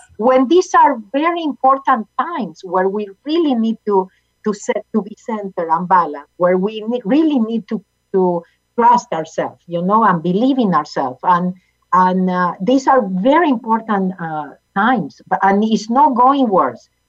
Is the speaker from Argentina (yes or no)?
yes; Argentina; English is a second language; moved away as an adult; now in United States; I was born in Argentina